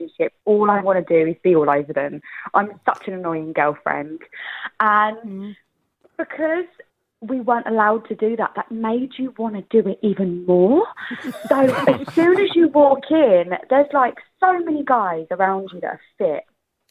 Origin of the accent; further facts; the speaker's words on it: Essex, East of England, United Kingdom; I'm just an Essex girl from the block